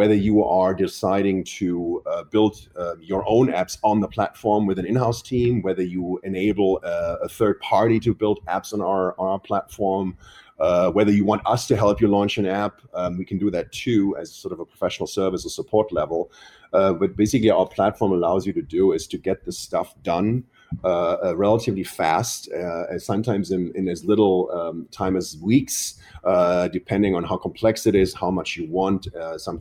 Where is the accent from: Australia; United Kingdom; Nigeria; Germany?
Germany; also born or lived in Boston; now in New York, United States; we're both from Europe. My wife is from France. I'm from Germany